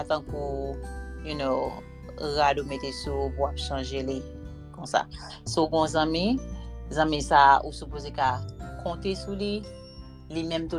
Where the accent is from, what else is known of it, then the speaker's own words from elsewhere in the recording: Florida, United States; We have another episode, and I am recording from my hometown, Florida.